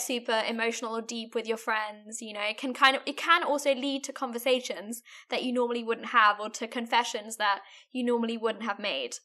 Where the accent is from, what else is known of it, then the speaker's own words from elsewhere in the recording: Germany; I'm from Germany